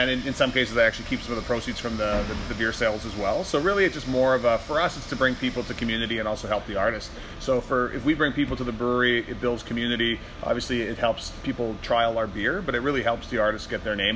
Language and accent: English; Calgary, Alberta, Canada; born there; Calgary. I was born in Calgary.